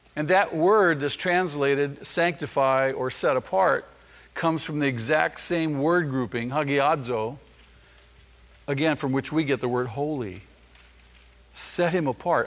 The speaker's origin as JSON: {"language": "English", "town": "Manhattan Beach", "region": "California", "country": "United States", "tie": "born or raised there", "said": "I was born in Manhattan Beach."}